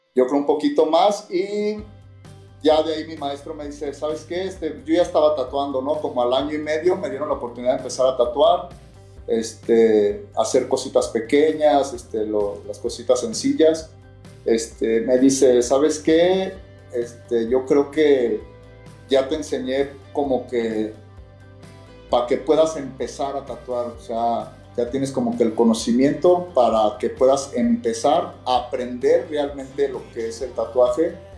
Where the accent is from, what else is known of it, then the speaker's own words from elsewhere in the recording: León, Guanajuato, Mexico; soy de León, Guanajuato, entonces de un barrio